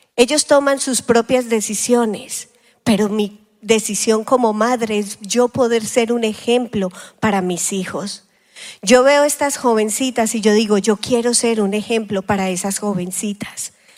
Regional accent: Colombia; now in United States; como decimos en Colombia

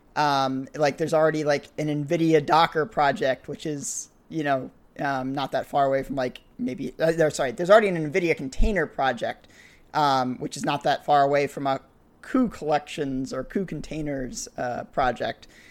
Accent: New England, United States; New England where I grew up

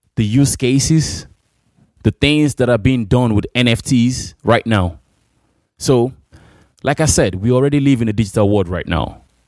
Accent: Nigeria; moved away; in my hometown in Imo Rare City or Abia State

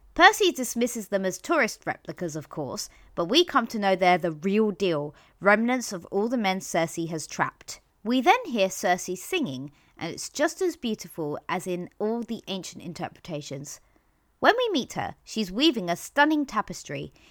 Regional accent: London, United Kingdom; as a Londoner

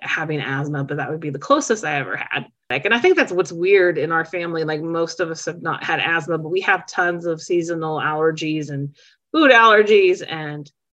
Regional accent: Charleston, West Virginia, United States; now in Louisville, United States; I'm from Charleston, West Virginia

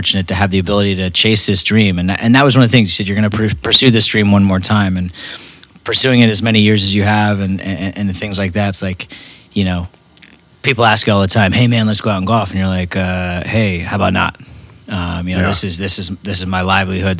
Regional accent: Westchester, New York, United States; Tim and I grew up together. We grew up in New York. We grew up on a public golf course called Briar Hall Country Club

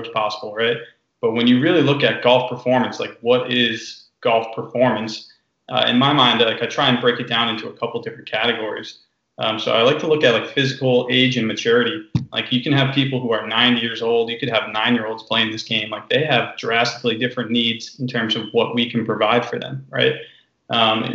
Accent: New Jersey, United States; at a local course in New Jersey where I grew up

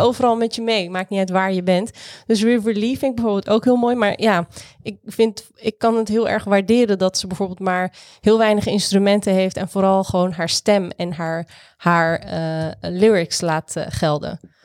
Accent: Rotterdam, South Holland, Netherlands; Ik ben wie ik ben omdat ik uit Rotterdam kom en opgegroeid ben in Rotterdam

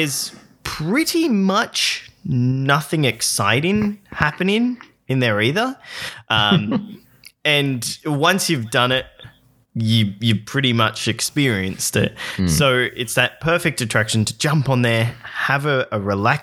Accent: Australia; as an Australian

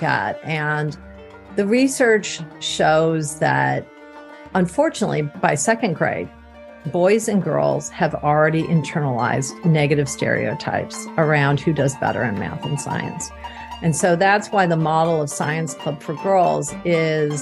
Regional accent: Ann Arbor, Michigan, United States; I grew up in Ann Arbor, Michigan

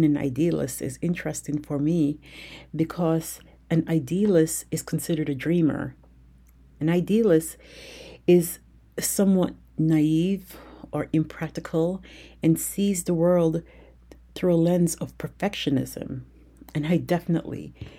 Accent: United States; I grew up in America

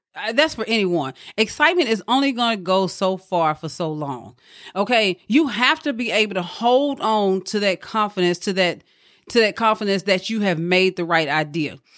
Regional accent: Mississippi, United States; moved away; back home where I'm from. I'm from Mississippi

